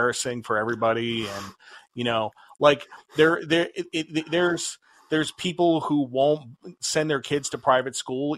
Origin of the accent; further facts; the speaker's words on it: United States; Americans are puritanical. You know, we're descended from the Puritans